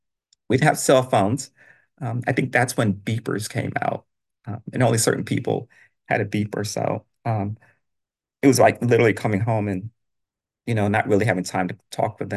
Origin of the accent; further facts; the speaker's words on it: New York City, New York, United States; also born or lived in Brownsville, Brooklyn; I grew up in Bed-Stuy